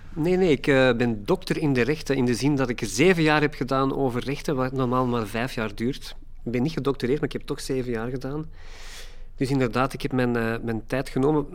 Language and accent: Dutch; Antwerp, Flanders, Belgium; Ik ben opgegroeid in Hoboken. Eh, een beetje de wastelands van, van Antwerpen